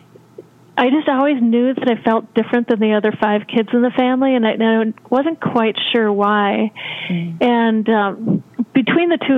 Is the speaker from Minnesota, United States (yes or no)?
yes; Grand Marais, Minnesota, United States; now in Los Angeles, United States; I was raised in Minnesota in a very small town called Grand Marais, right on the edge of Lake Superior and Canada, and I now live in Los Angeles